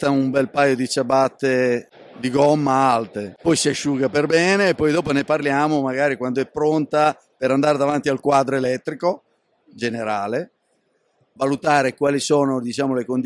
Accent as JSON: {"language": "Italian", "town": "Rimini", "region": "Emilia-Romagna", "country": "Italy", "said": "Da Rimini."}